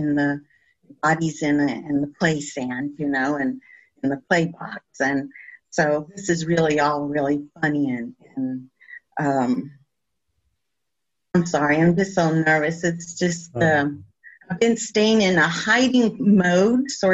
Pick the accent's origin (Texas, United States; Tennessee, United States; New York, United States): Texas, United States; El Paso; I am from El Paso, and I'm of culture, I'm Mexican